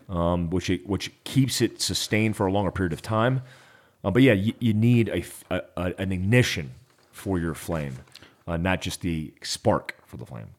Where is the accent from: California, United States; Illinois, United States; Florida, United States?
Florida, United States; I grew up in Florida